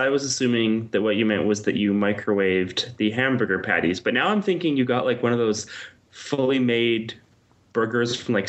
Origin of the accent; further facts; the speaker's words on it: Vancouver, British Columbia, Canada; I'm from Vancouver